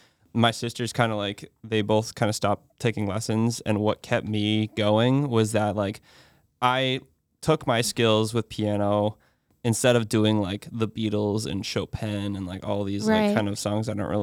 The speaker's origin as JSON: {"language": "English", "town": "Westford", "region": "Massachusetts", "country": "United States", "tie": "born or raised there", "said": "I grew up in Westford, Massachusetts, home of Neshoba Valley ski area and Kimball's ice cream."}